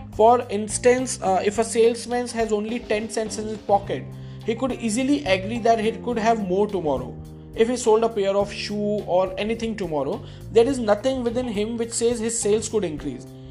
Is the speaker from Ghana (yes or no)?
no; India; first language Hindi; English is a second language; i'm an indian and uh, my mother tongue is hindi